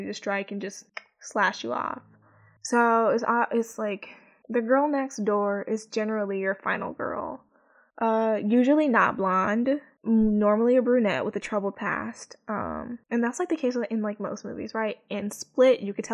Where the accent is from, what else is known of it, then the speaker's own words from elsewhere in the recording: Chicago, Illinois, United States; because I'm from the Midwest, because I'm from Chicago